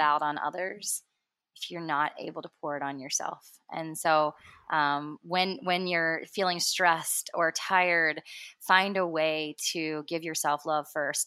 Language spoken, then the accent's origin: English; Cincinnati, Ohio, United States; born in Cincinnati, Ohio, uh, northern Kentucky area